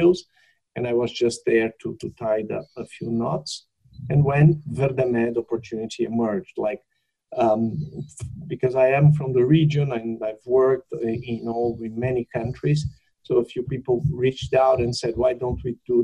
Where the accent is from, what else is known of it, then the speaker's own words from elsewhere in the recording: Canada; I'm from Canada